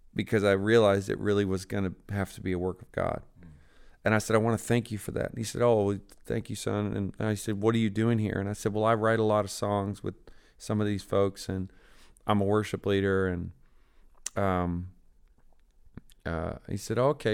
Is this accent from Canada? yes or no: yes; Newfoundland and Labrador, Canada; I grew up in Newfoundland, Canada.